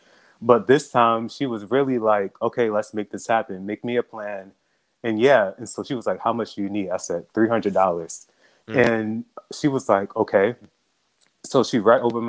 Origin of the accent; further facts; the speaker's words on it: Baltimore, Maryland, United States; now in Charleston, United States; I'm originally from Baltimore